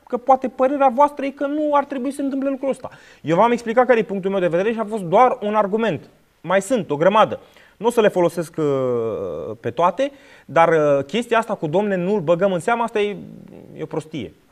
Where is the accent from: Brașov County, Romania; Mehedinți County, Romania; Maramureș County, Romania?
Mehedinți County, Romania; Drobeta-Turnu Severin; din Severin.